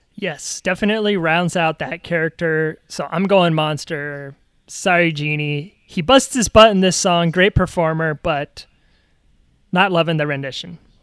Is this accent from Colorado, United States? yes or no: no; New York, United States; as a New Yorker